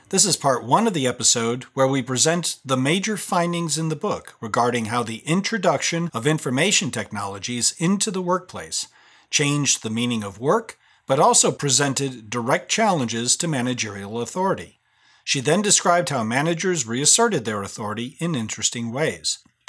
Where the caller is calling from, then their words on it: Carlisle, Pennsylvania, United States; And this is … calling from Carlisle, Pennsylvania in the United States.